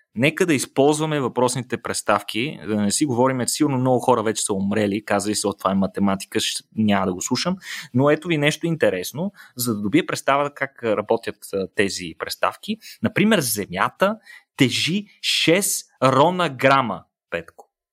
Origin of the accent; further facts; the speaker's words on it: Bulgaria; всички, които сме българи